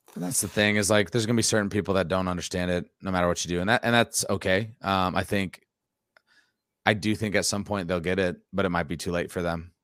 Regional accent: near Dyersville, Iowa, United States; I grew up, like, basically twelve minutes from there

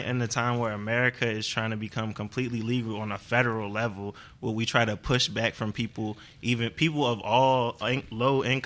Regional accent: Baltimore, Maryland, United States; I'm from Baltimore

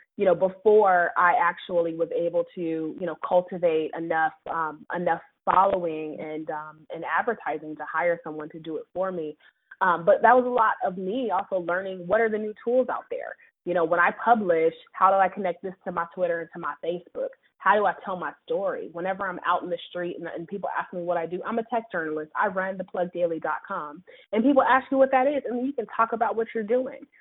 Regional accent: Seattle, Washington, United States; also born or lived in New York City; now in Charlotte, United States; I'm actually originally from Seattle, Washington. And so, you know, I grew up like on the Microsoft campus

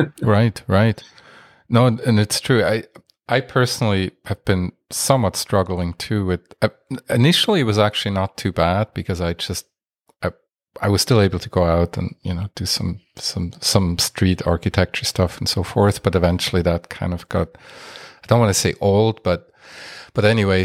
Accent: Basel, Basel-Stadt, Switzerland; moved away; I am from Switzerland originally

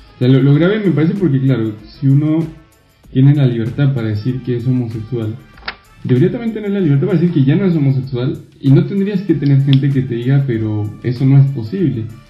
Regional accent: Mexico; moved away; yo soy mexicano, todos lo saben acá

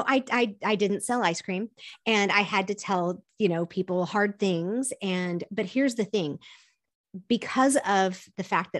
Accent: South Korea; My parents were missionaries. I grew up in Korea, and we would go to the beach.

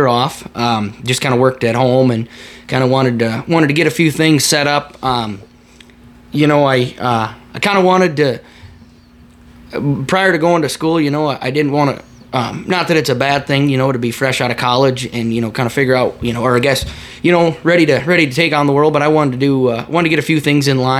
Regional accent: Gary, South Dakota, United States; I'm from Gary, South Dakota

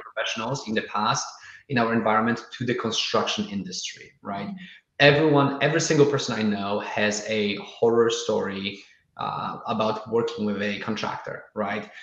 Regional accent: Poland; now in Austin, United States; I'm originally from Poland

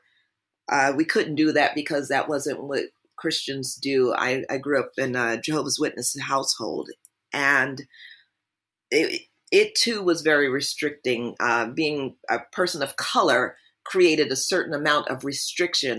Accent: New Jersey, United States; I grew up in New Jersey

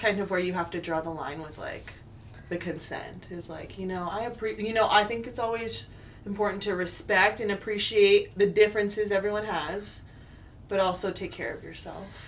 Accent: California, United States; moved away as an adult; now in Portland, United States; originally from california uh, I do love my home state

